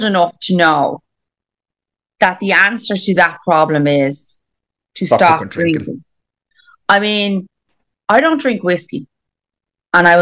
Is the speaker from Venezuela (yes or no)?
no; Ireland; we're Irish